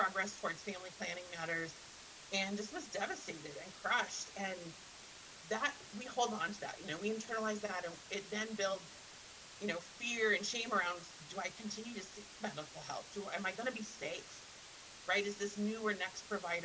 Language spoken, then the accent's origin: English; Montana, United States; I grew up in Montana